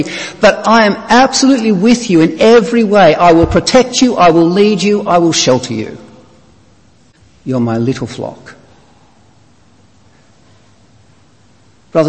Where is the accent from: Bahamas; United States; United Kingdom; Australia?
Australia; moved away; you can tell from my accent I'm not from these parts. I'm from Australia originally.